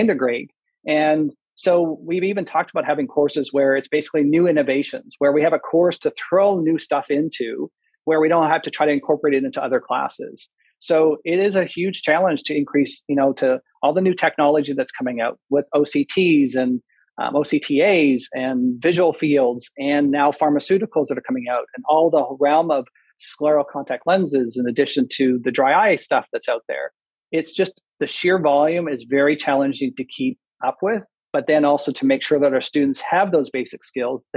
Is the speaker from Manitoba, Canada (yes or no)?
yes; Manitoba, Canada; moved away; also born or lived in Waterloo, Ontario; I'm Canadian. I grew up in Canada. I was raised in Manitoba